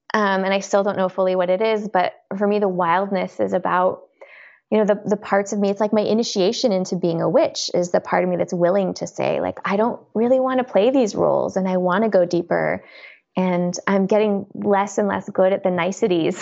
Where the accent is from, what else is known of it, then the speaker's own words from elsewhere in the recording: Colorado, United States; moved away as an adult; also born or lived in East Coast; now in California, United States; I was born on the East Coast. I you know, lived in Colorado for most of my life